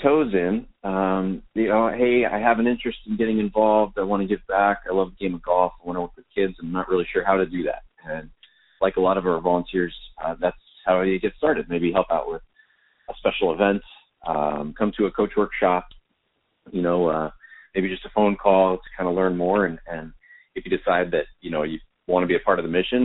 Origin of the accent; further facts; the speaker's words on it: the Northwest, Washington, United States; also born or lived in California; Growing up in the Northwest, I love it here